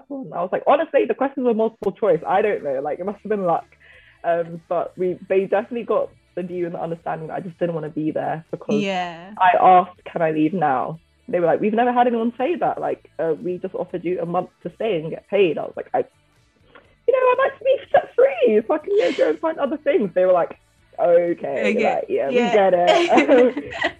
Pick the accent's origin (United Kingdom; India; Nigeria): Nigeria; You Nigerians, even though I am too